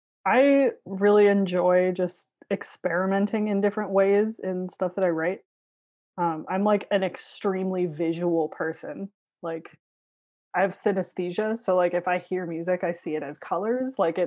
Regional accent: Hawaii, United States; born there; also born or lived in Chicago / Philadelphia / Los Angeles; now in Burbank, United States; Instead, I was born in Hawaii. So boring. No, it's pretty cool. But long story short, I was Chicago-based, went to college in Philadelphia, then went to film school, applied there on an absolute whim, and then I moved to the Los Angeles area.

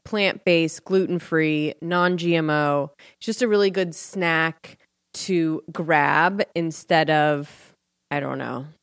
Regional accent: Ventura, California, United States; moved away; my hometown

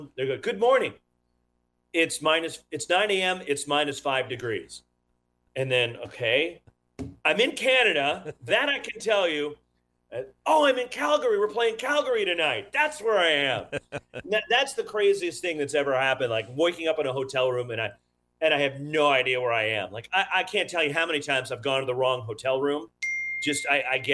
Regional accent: California, United States; also born or lived in Florida; now in Bay Area, United States; I'm a Californian born and raised

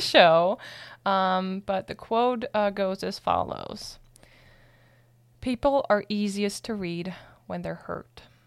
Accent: Germany; moved away; I'm from Germany

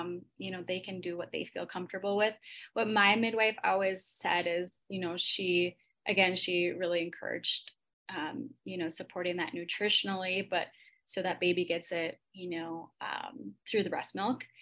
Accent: Minnesota, United States; I'm from Minnesota

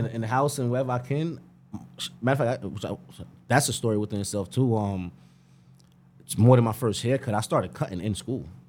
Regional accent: Greenburgh, New York, United States; I'm from Greenberg, born and bred.

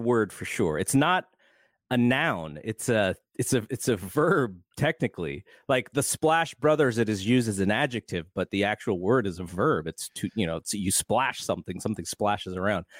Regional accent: Bay Area, California, United States; when I was growing up in the Bay Area in the mid to late eighties

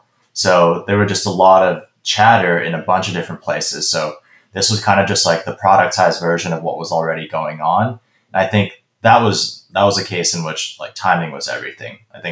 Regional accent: Hong Kong; also born or lived in Beijing, China; growing up in Asia. So in Hong Kong and Beijing, when I was growing up

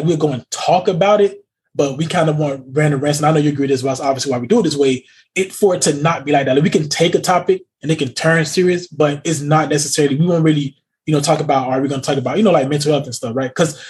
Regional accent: United States; because we as American people have this one like weird brain

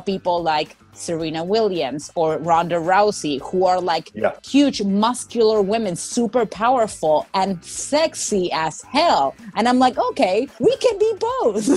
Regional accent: Argentina; now in United States; my growing up in Argentina

